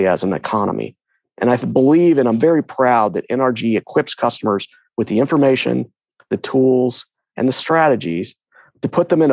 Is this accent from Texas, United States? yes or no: yes; Katy, Texas, United States; moved away as an adult; also born or lived in Williamsburg, Virginia; I was born and raised in Houston, or a little town west. Well, it was little town called Katy, west of Houston